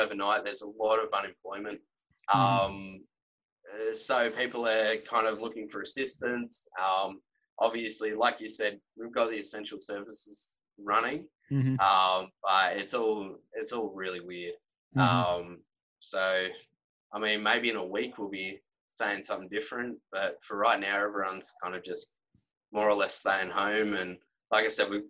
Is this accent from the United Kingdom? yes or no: no; Australia; with us being Australian